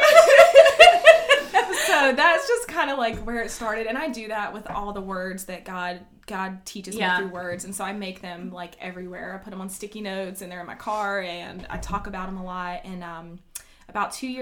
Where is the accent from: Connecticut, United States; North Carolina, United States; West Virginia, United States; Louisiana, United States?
North Carolina, United States; Kenly; born or raised there; also born or lived in Atlantic City, New Jersey